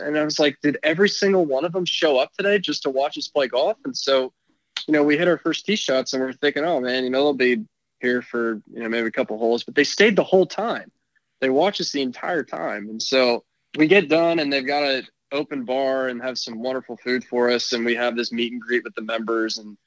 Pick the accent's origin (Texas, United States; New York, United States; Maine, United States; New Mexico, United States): Texas, United States; Plano; from Plano, Texas